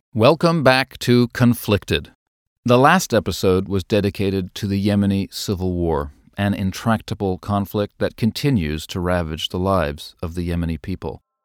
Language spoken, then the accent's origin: English; United States; now in United Kingdom; I'm an American.